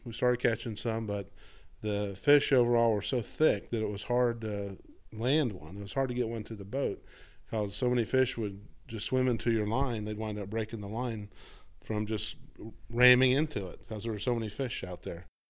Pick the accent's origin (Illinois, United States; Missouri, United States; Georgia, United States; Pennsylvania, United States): Georgia, United States; Atlanta; moved away as an adult; also born or lived in Florida; I grew up outside Atlanta, Georgia